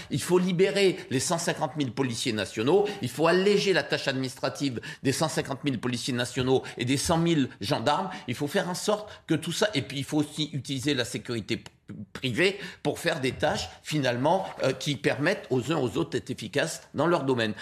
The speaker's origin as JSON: {"language": "French", "country": "Guadeloupe", "said": "Je suis guadeloupéen, mais je viens de, cette immigration libanaise qui s'est installée en Guadeloupe"}